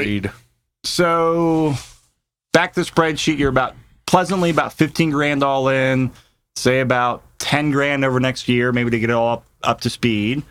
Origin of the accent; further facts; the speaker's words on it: Mid-Atlantic, Virginia, United States; now in Colorado, United States; I grew up in the Mid-Atlantic on Virginia